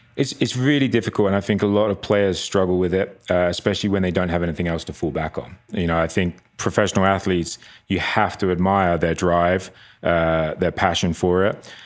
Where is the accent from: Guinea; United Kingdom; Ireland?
United Kingdom; near Brighton, south coast of England, South East England; moved away as an adult; also born or lived in Long Island, New York; now in Park City, United States; grew up on the south coast of England, um, Brighton, a just little town outside of Brighton